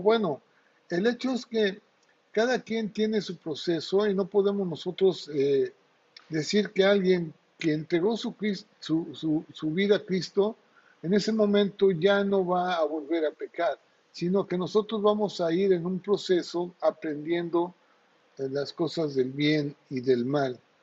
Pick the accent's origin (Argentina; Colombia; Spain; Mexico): Mexico; Acayucan, Veracruz; cuando era niño en, mi pueblo, ahí en Acayuca, en Veracruz